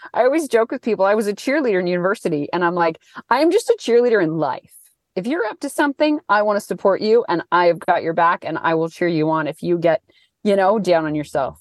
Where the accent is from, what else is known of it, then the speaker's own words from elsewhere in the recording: Thunder Bay, Ontario, Canada; now in Wellington, New Zealand; I'm from Thunder Bay area.